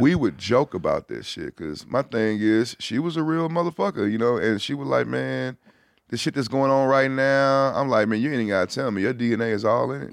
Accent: Houston, Texas, United States; being from Houston

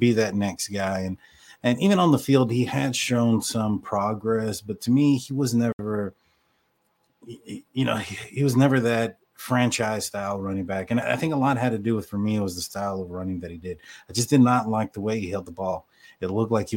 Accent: Texas, United States; I'm from Texas

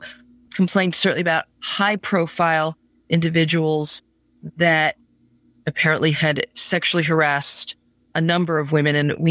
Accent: United States; I'm speaking as an American attorney.

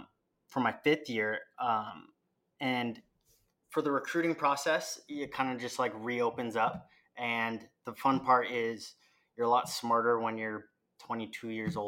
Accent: Federal Way, Washington, United States; moved away as an adult; also born or lived in Raleigh, North Carolina / Boulder, Colorado; now in Oregon, United States; I'm from Federalway, Washington, which is about 20 minutes south of Seattle. I went to Federalway High School, and then I went to the University of Washington for 4 years.

